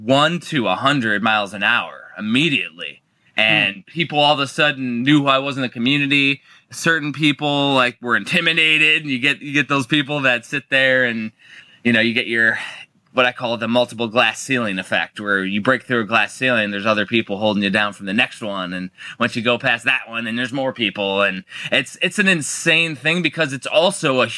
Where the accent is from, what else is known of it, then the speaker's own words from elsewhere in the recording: Cedar Lake, Indiana, United States; I grew up in Northwest Indiana